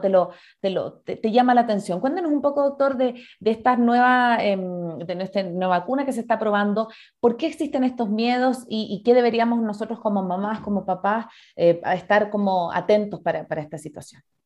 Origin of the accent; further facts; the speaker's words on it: Chile; now in Ecuador; yo soy chilena